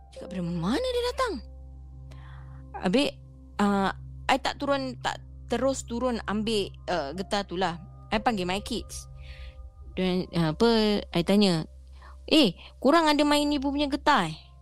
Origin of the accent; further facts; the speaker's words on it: Singapore; I berasal daripada Masling situ Daripada my My rumah My block Kira jalan kaki turun bukit je Dah boleh nampak Johor